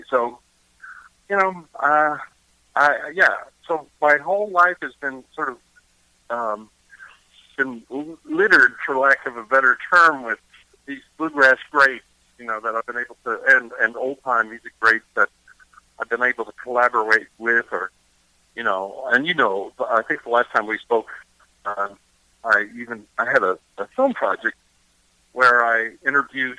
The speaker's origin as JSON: {"language": "English", "region": "Eastern Kentucky", "country": "United States", "said": "I'm from Eastern Kentucky"}